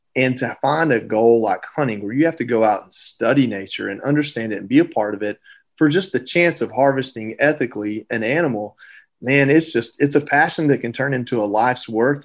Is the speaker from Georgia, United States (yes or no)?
yes; Georgia, United States; I grew up in Georgia